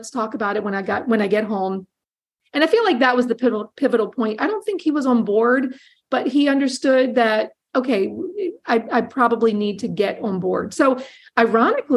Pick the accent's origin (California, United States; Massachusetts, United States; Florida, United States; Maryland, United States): Maryland, United States; Hagerstown; also born or lived in Silver Spring, Maryland; I'm originally from Hagerstown, Maryland.